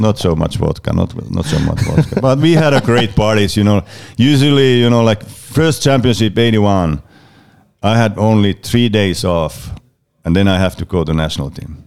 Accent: Oulu, North Ostrobothnia, Finland; my hometown Karpat

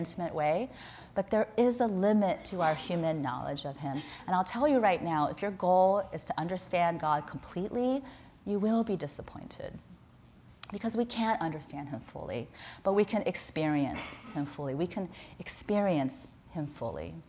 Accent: Midwest, United States; now in San Francisco, United States; I grew up in the Midwest

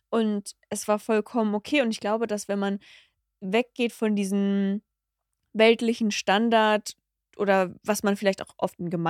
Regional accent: Cologne, North Rhine-Westphalia, Germany; Ah, ich komme aus Chorweiler.

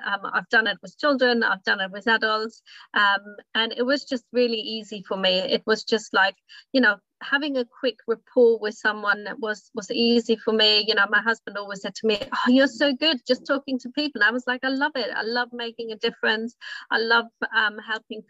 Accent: Germany; English is a second language; moved away as an adult; also born or lived in United States / Australia / Japan; now in United Kingdom; my English is not good enough because, you know, I'm not, I grew up in Germany

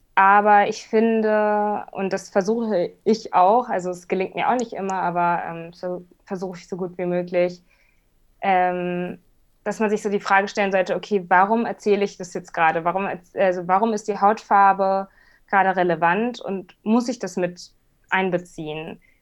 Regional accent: Hamburg, Germany; ich bin nun mal Hamburgerin

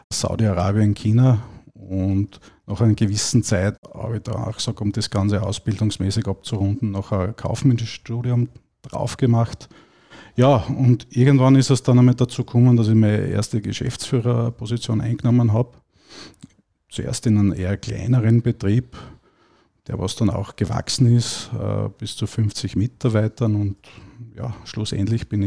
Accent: Styria, Austria; born there; moved away as an adult; now in Salzburg, Austria; bin gebürtiger Steirer und bin circa vor 21 Jahren dann nach Salzburg gekommen

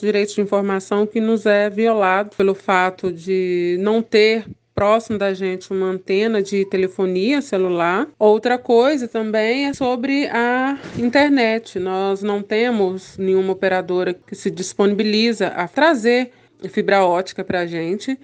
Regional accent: Brumadinho, Minas Gerais, Brazil; da comunidade quilombola de Ribeirão, no município de Brumadinho

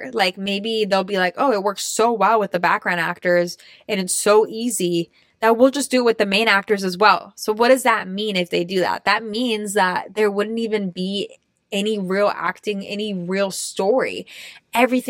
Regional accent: Austria; moved away; I grew up in Austria

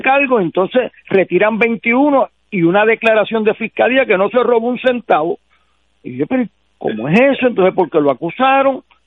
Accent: Puerto Rico; como puertorriqueño

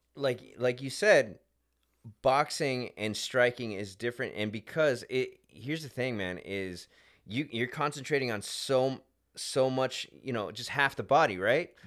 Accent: Hemet, California, United States; we're from Hemet

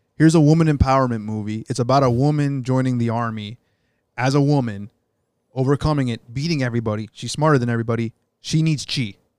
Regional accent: United States; as an American here

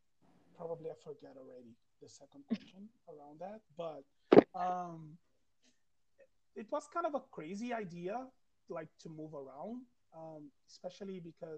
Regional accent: Belo Horizonte, Minas Gerais, Brazil; English is a second language; moved away as an adult; also born or lived in Maranhão; So I was born in Minas, in Belo Horizonte, the capital, and I lived there for the biggest chunk of my life so far. So I just lived, I just left Minas in 2016. So that makes 5 years now, right?

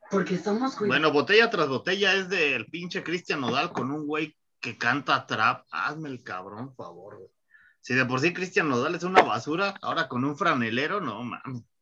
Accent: Mexico City, Mexico; Eso que yo vengo de Chilangolandia, carnal.

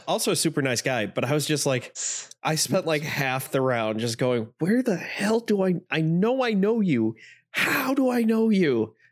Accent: Northeast Indiana, United States; I am from Northeast Indiana

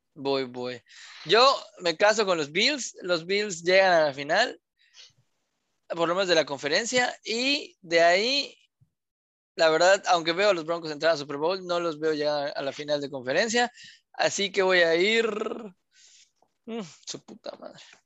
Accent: Mexico; somos mexicanos

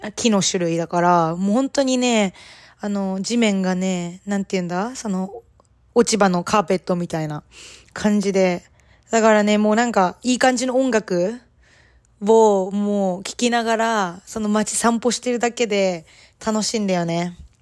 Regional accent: Japan; now in Canada; 日本人で、まあ英語が第二言語の身

